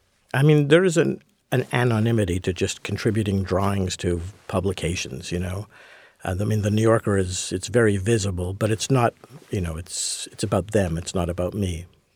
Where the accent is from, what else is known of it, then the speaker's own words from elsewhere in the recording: Montreal, Quebec, Canada; I grew up in Montreal, so I was a hockey fan, as you pretty well had to be.